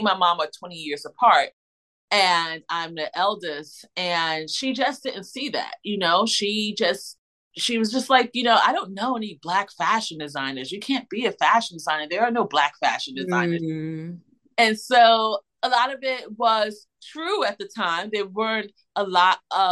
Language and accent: English; Irvington, New Jersey, United States; moved away as an adult; also born or lived in Philadelphia, United States; now in South Jersey, United States; growing up in Irvington, New Jersey, which is a sub well, which was a suburb of Newark, New Jersey